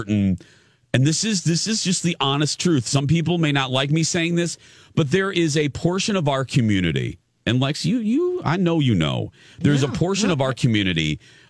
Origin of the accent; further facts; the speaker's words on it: Michigan City, Indiana, United States; moved away; being in Michigan City, my hometown, for the reunion